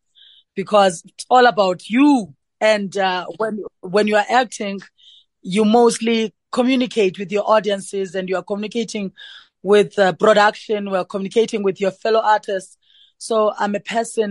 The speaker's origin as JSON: {"language": "English", "region": "rural Eastern Cape", "country": "South Africa", "tie": "born or raised there", "also_born_or_lived": "Johannesburg", "moved": "yes", "said": "growing up from the rural areas of Namakwa in the Eastern Cape, finding my way to Johannesburg."}